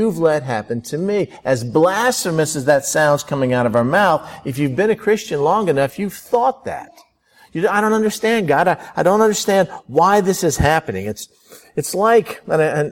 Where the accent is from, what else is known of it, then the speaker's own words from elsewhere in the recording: Florida, United States; I grew up in Florida.